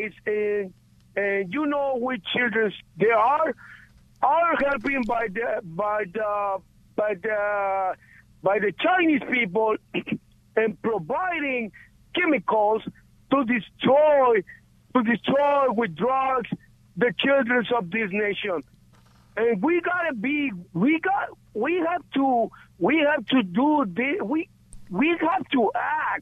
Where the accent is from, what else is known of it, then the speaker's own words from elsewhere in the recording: Guatemala; moved away; I am from Guatemala